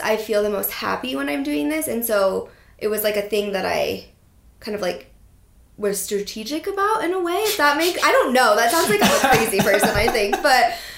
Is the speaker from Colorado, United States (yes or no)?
yes; Steamboat Springs, Colorado, United States; I grew up in Steamboat Springs, Colorado